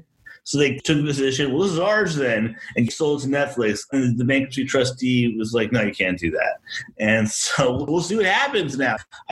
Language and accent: English; East Bay, San Francisco Bay Area, California, United States; I grew up in the Bay Area. You know, I grew up in the suburbs of like the East Bay, so like the suburbs of Berkeley and Oakland.